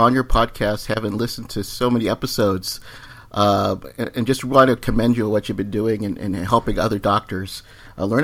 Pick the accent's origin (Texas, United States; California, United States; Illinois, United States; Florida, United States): California, United States; Bay Area; also born or lived in Columbus, Ohio; I actually was born in Columbus, Ohio, but my dad was a pediatric resident, a pediatrician in Ohio State. But quickly we moved over to the West Coast. I grew up in the Bay Area.